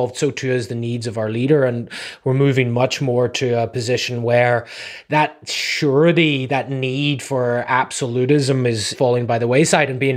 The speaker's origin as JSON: {"language": "English", "country": "Ireland", "also_born_or_lived": "New England", "moved": "yes", "lives_now": "California, United States", "said": "I'm from Ireland originally"}